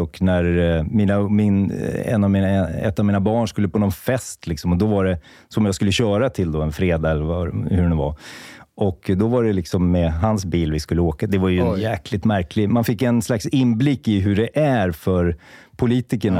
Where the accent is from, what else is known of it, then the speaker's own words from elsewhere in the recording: Märsta, Stockholm County, Sweden; jag är uppvuxen i Märsta